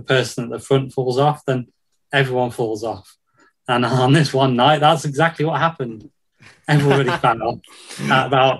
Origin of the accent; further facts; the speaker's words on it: Newport, West Midlands, United Kingdom; my hometown is Newport, Shropshire, so that's towards the Potteries, I suppose, between Wolverhampton and Stoke, that sort of area.